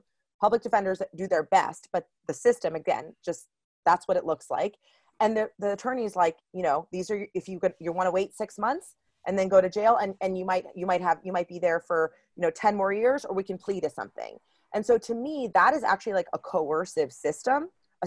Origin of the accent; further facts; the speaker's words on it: Miami, Florida, United States; I grew up in Miami, Florida